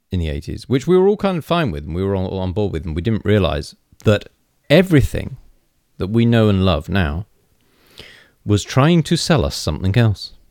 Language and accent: English; United Kingdom; They're all farmers, and farmers talk like this because that's what we say we do because we're British and this is how accents work.